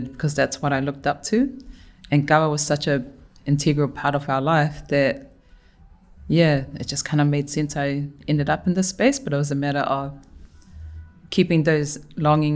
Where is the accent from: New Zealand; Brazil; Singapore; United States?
New Zealand; Auckland; also born or lived in Tonga; Born in Tonga, raised here in Mangere, in Tamaki